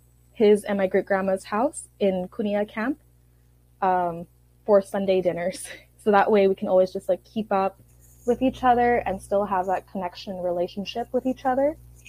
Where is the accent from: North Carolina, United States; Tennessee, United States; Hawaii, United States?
Hawaii, United States; Oahu; I was born and raised on Oahu, Hawaii.